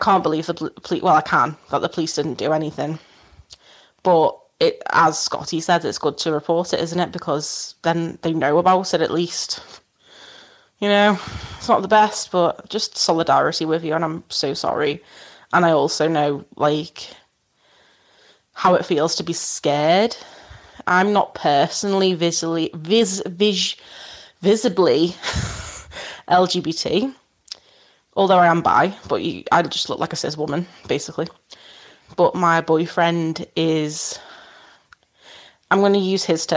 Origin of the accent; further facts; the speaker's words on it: Wirral, North West England, United Kingdom; I'm actually from Wirral, which is over the Mersey from Liverpool